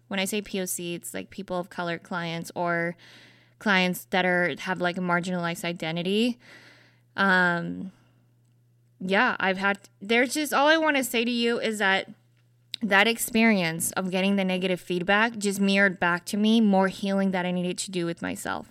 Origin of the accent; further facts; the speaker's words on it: Salt Lake City, Utah, United States; I grew up in Utah, predominantly white space